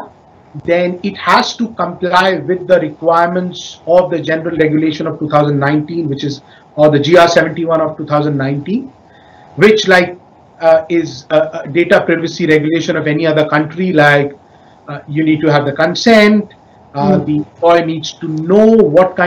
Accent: India; now in Indonesia; my home country in India

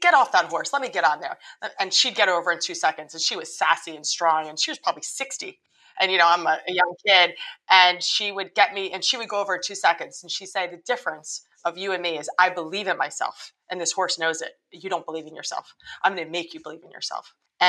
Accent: Trenton, New Jersey, United States; born there; I moved from New Jersey. I was born in Trenton, New Jersey.

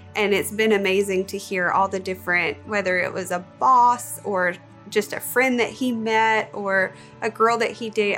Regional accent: Bible Belt, the South, United States; Growing up, I was raised in the South, kind of the Bible Belt.

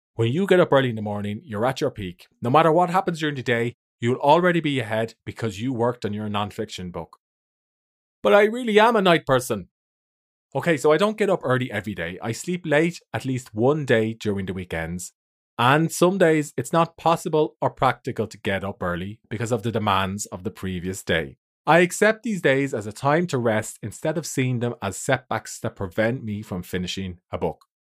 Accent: Ireland; I'm an author from Ireland.

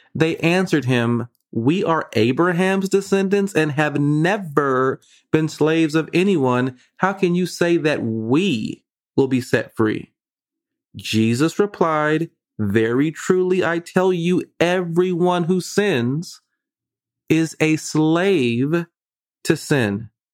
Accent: Vallejo, California, United States; I'm from Vallejo

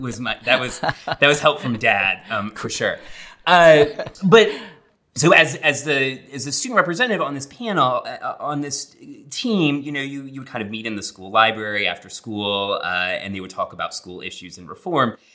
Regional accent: Long Island, New York, United States; also born or lived in Connecticut; I did grow up in New York, uh, Derek, uh, but I grew up on Long Island, so not New York City proper

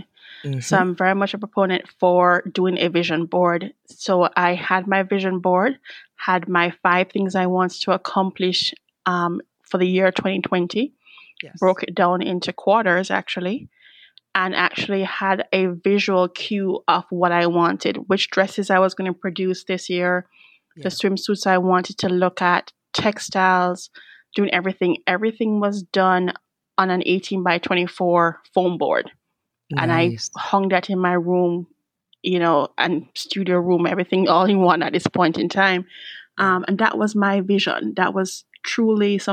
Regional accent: Kingston, Jamaica; moved away as an adult; also born or lived in Florida, United States; now in United States; born and raised in Kingston, Jamaica. Yes. Came here about 25 years ago.

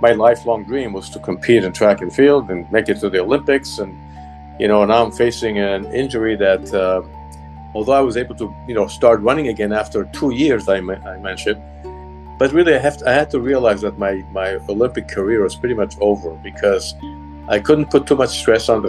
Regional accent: Israel; moved away; I grew up in Israel. I went to school in Israel.

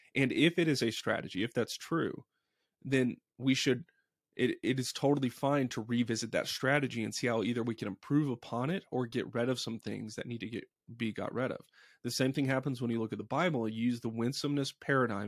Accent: Dallas, Texas, United States; I grew up in Dallas

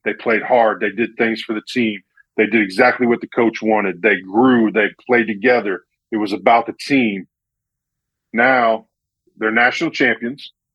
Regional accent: Central Illinois, United States; I'm from Central Illinois, so there's not a real strong military presence

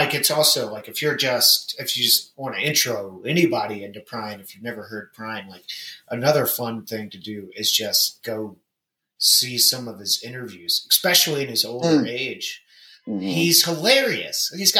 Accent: Louisville, Kentucky, United States; born or raised there; moved away

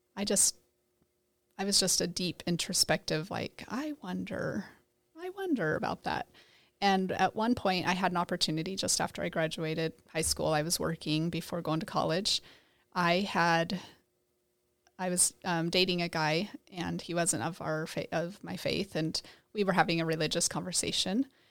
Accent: New Plymouth, Idaho, United States; moved away; also born or lived in Basin City; I grew up in New Plymouth, Idaho

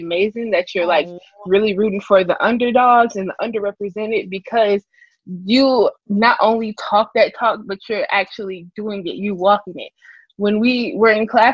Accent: Chicago, Illinois, United States; being born and raised in Chicago

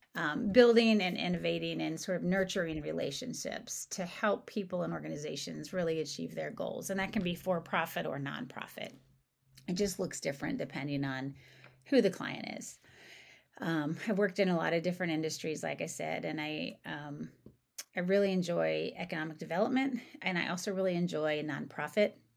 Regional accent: Coal Country in Appalachia, southeastern Ohio, United States; moved away as an adult; also born or lived in Philadelphia; now in St. Louis, United States; was raised in southeastern Ohio. I'm from Cold Country in Appalachia

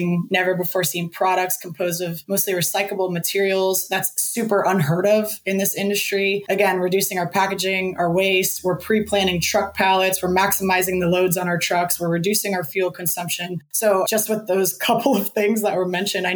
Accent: Northeast, United States; also born or lived in Los Angeles, California; now in Jacksonville, United States; I grew up in the Northeast

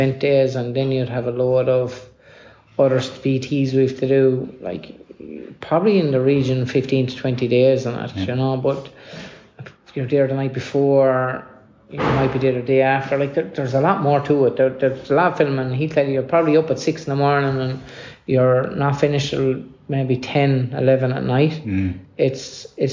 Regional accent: Ireland

